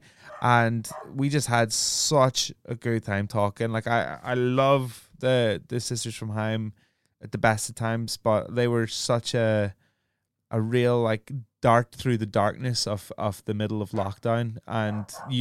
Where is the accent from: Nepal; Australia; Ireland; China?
Ireland; I'm Irish. Like, it was an affront to my heritage.